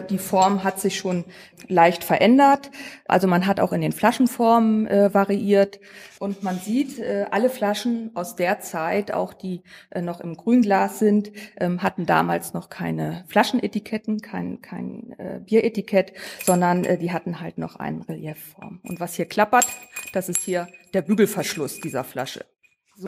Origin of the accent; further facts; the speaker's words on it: Northern Germany, Germany; moved away as an adult; also born or lived in Trier; now in Bitburg, Germany; Ich komme normalerweise aus Norddeutschland und bin dann sozusagen hier hängen geblieben